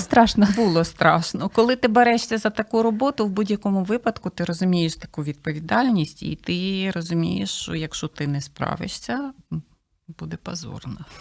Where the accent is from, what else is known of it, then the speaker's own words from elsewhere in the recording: Kosiv, Ivano-Frankivsk Oblast, Ukraine; moved away as an adult; now in Kyiv, Ukraine; я е, сама родом з Косова, Івано-Франківської